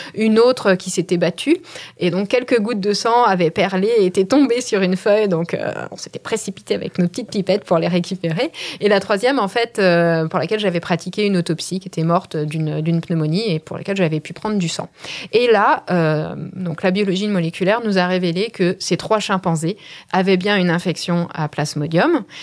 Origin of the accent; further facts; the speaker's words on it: France; en tant que Français